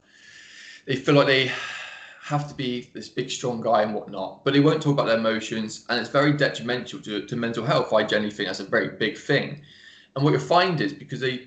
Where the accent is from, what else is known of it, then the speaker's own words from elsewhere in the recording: England, United Kingdom; accent: English; my English accent